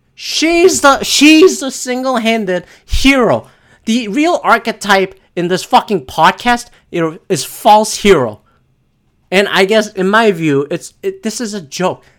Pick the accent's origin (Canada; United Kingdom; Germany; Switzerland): Canada; as a Canadian